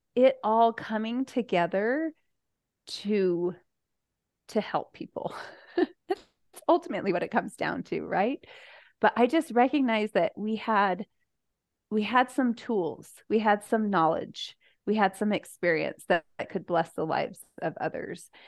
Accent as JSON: {"language": "English", "country": "United States", "tie": "born or raised there", "also_born_or_lived": "Spokane, Washington", "moved": "as an adult", "lives_now": "Utah Valley, United States", "said": "I grew up on the Navajo Reservation"}